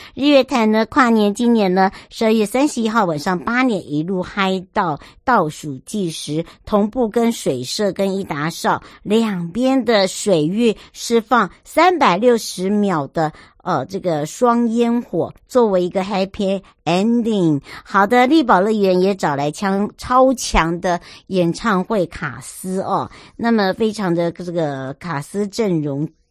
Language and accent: Chinese; Huadong Valley, eastern Taiwan, Taiwan; moved away; 我的故乡，华东纵谷